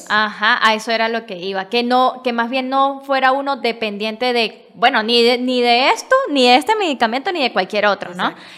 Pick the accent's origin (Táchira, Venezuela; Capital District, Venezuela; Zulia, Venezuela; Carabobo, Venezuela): Táchira, Venezuela; San Cristóbal; me acordé de donde es mi papá, que es Capacho. Este es un pueblito más chiquito de donde yo soy, de San Cristóbal